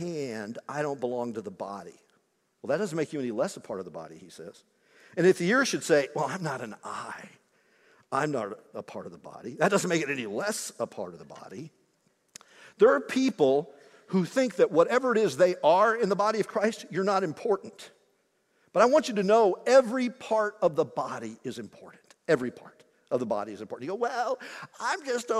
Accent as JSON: {"language": "English", "region": "Indiana", "country": "United States", "tie": "born or raised there", "said": "Growing up in Indiana"}